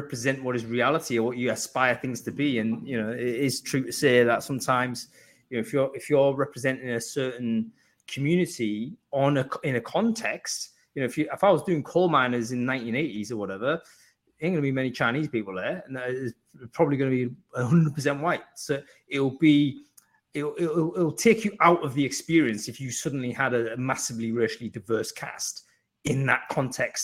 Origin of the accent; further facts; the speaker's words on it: North East England, United Kingdom; I'm from the Northeast